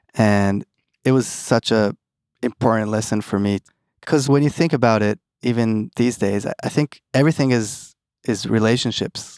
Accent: Tel Aviv, Tel Aviv District, Israel; also born or lived in East Brunswick, New Jersey, United States; Born and raised in Tel Aviv with a little gap in, in New Jersey

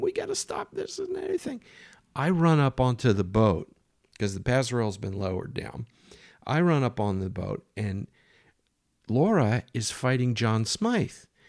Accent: United States; moved away; I'm American, and there weren't very many Americans around

